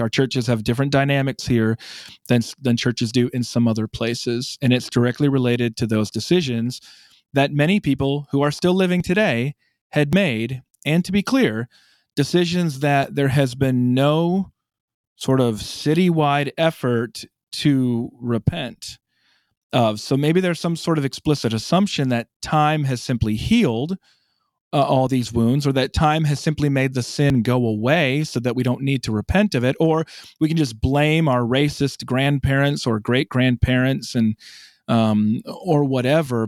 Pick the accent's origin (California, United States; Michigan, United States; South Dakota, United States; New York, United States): South Dakota, United States; moved away as an adult; now in Birmingham, United States; I'm from South Dakota